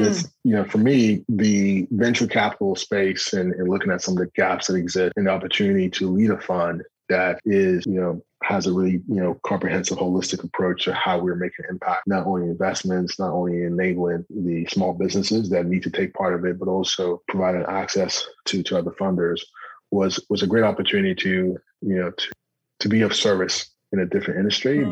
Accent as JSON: {"language": "English", "region": "New Jersey", "country": "United States", "tie": "born or raised there", "said": "I was born in New Jersey"}